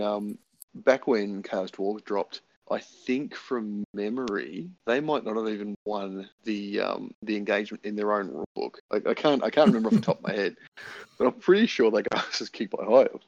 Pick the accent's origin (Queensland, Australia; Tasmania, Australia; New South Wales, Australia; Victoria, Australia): Tasmania, Australia; I'm from Tasmania.